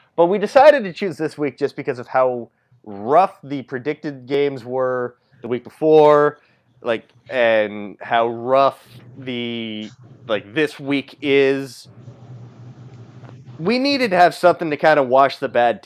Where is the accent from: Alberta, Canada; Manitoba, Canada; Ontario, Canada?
Ontario, Canada; Toronto; I'm from Toronto.